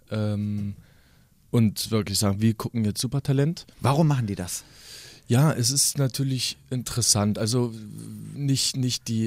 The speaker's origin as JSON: {"language": "German", "town": "Kassel", "region": "Hesse", "country": "Germany", "said": "Schließlich komme ich ja hier aus Kassel"}